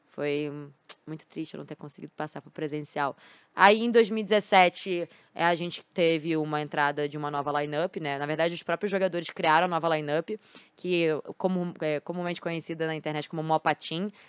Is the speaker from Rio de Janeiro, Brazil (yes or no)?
yes; Rio de Janeiro, Brazil; Sou carioca. Carioca. Sou de carioca. onde? Do Rio? Eu sou de Botafogo. Botafogo. Sim. Sou de Botafogo.